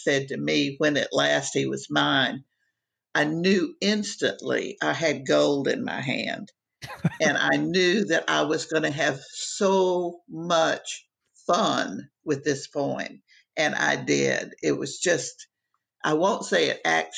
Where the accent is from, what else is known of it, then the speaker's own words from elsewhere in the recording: Miami, Florida, United States; moved away; I grew up in Miami, and Miami is a different country than the rest of the world